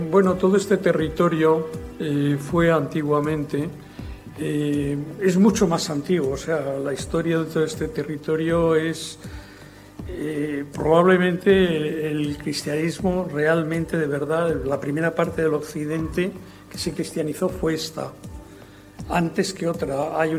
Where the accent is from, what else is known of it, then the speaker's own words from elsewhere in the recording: Region of Murcia, Spain; como funcionario del Estado he venido a, morirme aquí, a mi tierra, que es la que quiero. Al noroeste de Murcia